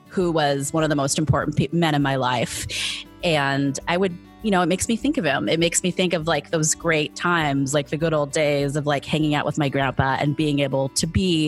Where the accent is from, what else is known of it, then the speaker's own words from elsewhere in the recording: San Mateo, California, United States; I was born and raised in San Mateo, California, a tiny city on the peninsula in California on the West Coast